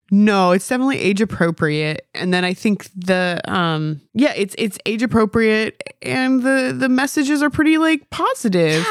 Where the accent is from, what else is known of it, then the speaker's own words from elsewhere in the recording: United States; I'm an American